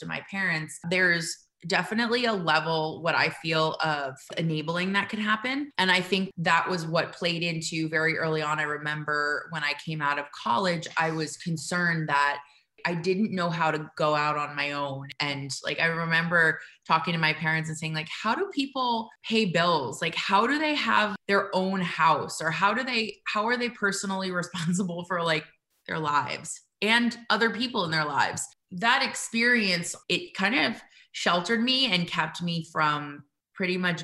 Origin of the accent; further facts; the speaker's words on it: New Jersey, United States; I grew up in New Jersey. I was born and raised